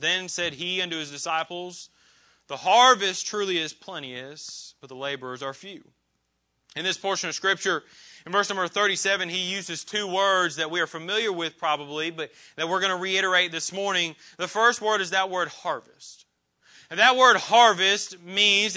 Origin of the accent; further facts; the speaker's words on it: Indiana, United States; moved away as an adult; now in Clarksville, United States; I grew up in Indiana